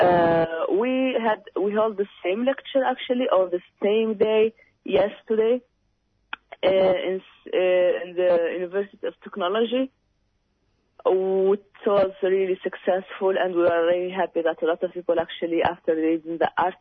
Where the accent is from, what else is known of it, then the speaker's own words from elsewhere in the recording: Western Sahara; now in Australia; We as Sahrawis, as I told you, we're from Africa